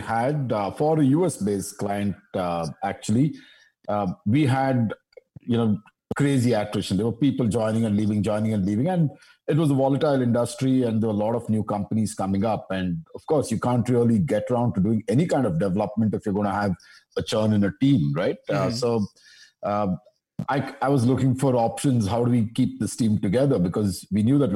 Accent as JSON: {"language": "English", "town": "Bangalore", "region": "Karnataka", "country": "India", "said": "I'm from Bangalore"}